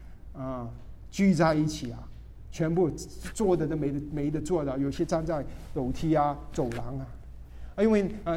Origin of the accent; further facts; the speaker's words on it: Guangdong, China; 我们广东人叫他林伯林宝。